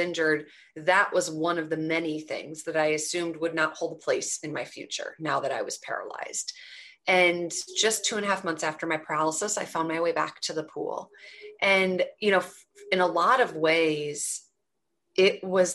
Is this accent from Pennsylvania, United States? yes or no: no; Twin Cities, Minnesota, United States; I grew up in the Twin Cities in Minnesota